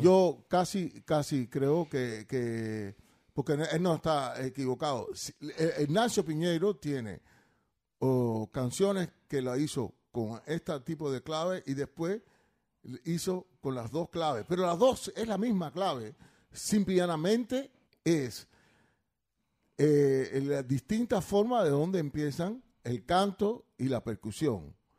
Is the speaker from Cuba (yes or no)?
yes; Cuba; moved away; nosotros que somos cubanos